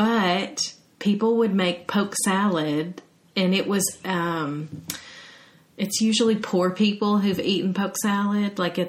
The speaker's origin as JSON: {"language": "English", "town": "Brentwood", "region": "Tennessee", "country": "United States", "tie": "born or raised there", "said": "I remember growing up in Brentwood, Tennessee."}